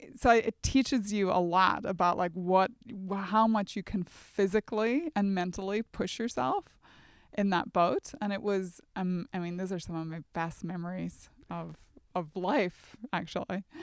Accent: near Strabane, Northern Ireland, United Kingdom; moved away as an adult; also born or lived in Oxford; growing up in Northern Ireland on the border. So think the Northwest. Derry would have been our closest big city, and then Strabane, the closest town

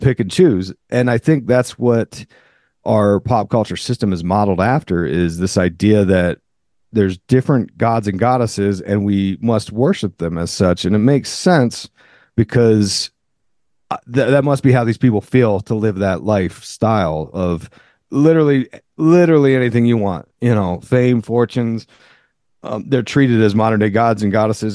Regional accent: near Philadelphia, Pennsylvania, United States; I grew up near Philly

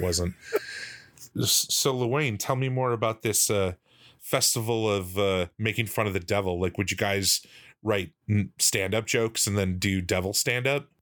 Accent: United States; I'm American

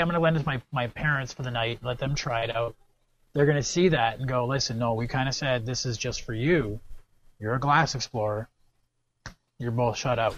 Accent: Canada; I'm Canadian

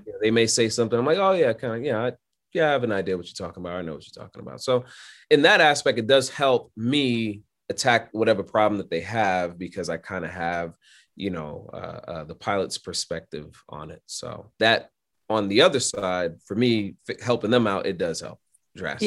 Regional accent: New York City, New York, United States; I'm born and raised in Brooklyn, New York

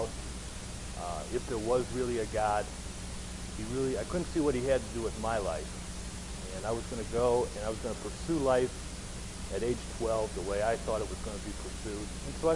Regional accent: Oberlin, Ohio, United States; I grew up in Cleveland, Ohio. I actually grew up in a little town called Oberlin, which is just west of Cleveland

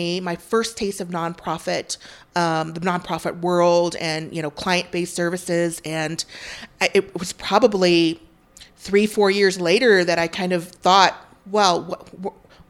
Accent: central Illinois, United States; moved away as an adult; also born or lived in Vietnam / Chicago, Illinois; now in Utah, United States; I was born in Vietnam, and my family came to the United States right after the Vietnam War, and we came to a small rural town of 4,000 people in central Illinois where my stepfather was raised. And so I kind of grew up a country girl.

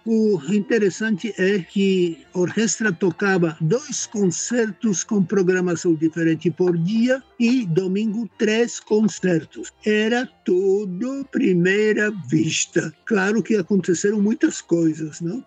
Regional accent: Czechia; Portuguese is a second language; moved away as an adult; now in Brazil; Eu nasci na República Tcheca, como já falei, antes da Segunda Guerra Mundial

